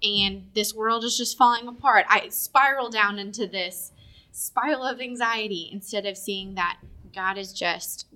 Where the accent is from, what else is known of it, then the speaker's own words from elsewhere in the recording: Woodstock, Georgia, United States; now in Augusta, United States; My hometown is Woodstock, Georgia, so it's outside of Atlanta